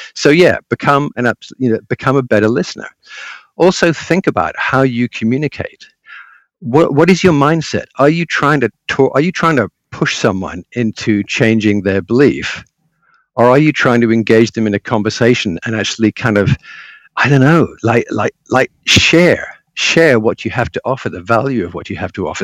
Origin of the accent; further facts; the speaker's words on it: England, United Kingdom; I was living in England. I'm English by birth